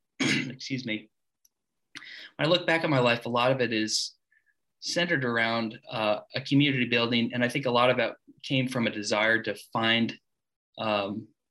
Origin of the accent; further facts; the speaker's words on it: Springfield, Missouri, United States; I grew up in the Ozarks